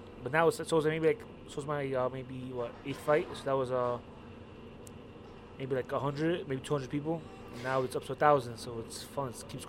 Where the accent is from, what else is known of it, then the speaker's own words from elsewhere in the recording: New York City, New York, United States; I grew up in Greenpoint